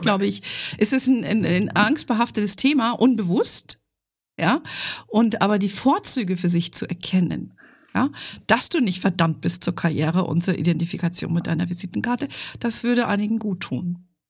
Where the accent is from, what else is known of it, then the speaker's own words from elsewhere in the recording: Fulda, Hesse, Germany; moved away; ich komme ja aus ursprünglich aus Fulda